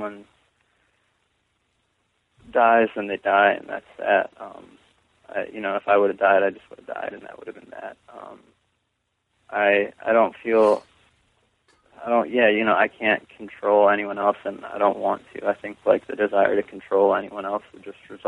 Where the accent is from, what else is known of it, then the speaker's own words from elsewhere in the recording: Solon, Ohio, United States; I grew up in Solon, Ohio